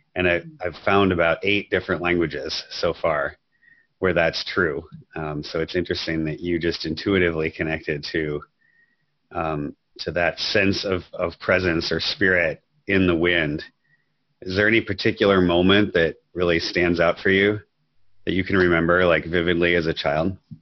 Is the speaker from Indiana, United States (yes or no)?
no; Minnesota, United States; I grew up in Minnesota